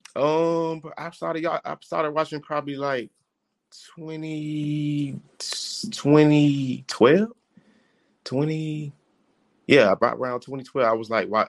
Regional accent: Miami, Florida, United States; I'm from Liberty City. I played at Miami High

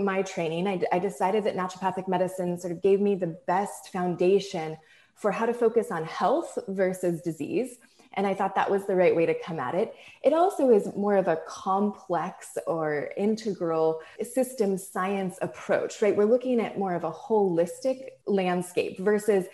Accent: Hawaii, United States; When I grew up in Hawaii

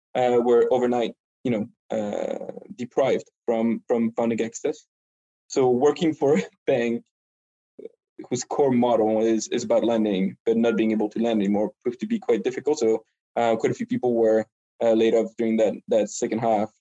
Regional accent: France; English is a second language; moved away as an adult; also born or lived in Montreal, Canada / Paris, France / London, United Kingdom; now in New York, United States; I'm just a regular Frenchman who happens to um, speak a bit of English.

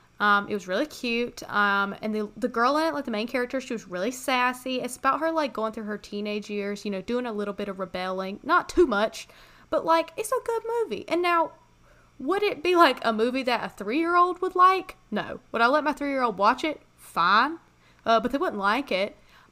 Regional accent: Canada; As I said, I'm from Canada.

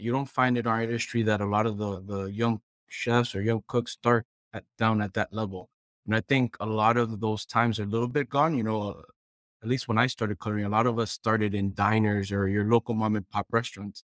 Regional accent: Puerto Rico; moved away as an adult; I'm originally from Puerto Rico

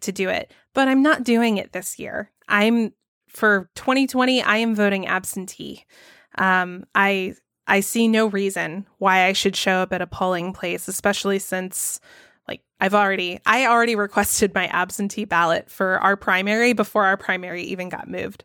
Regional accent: Georgia, United States; my home state of Georgia

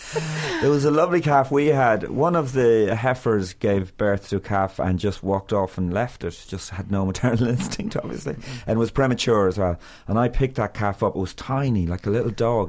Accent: Meath, Leinster, Ireland; also born or lived in Galway; I moved from Galway or my family to to Meath

